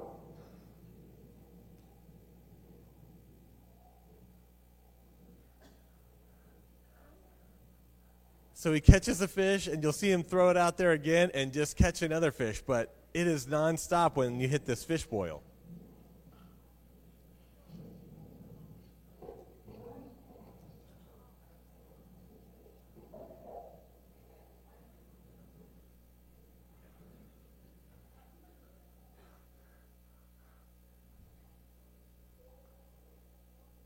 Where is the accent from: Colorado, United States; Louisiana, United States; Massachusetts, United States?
Colorado, United States; I grew up in Colorado